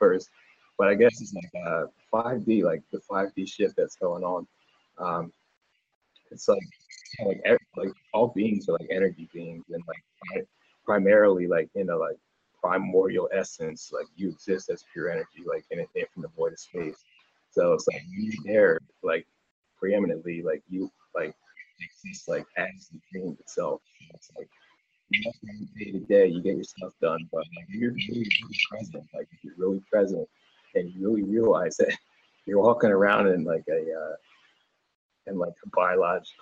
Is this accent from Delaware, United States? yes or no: yes; Delaware, United States; I'm from Delaware